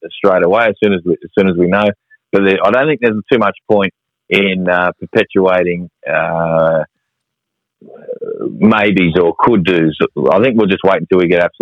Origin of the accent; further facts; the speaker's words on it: Australia; being Australian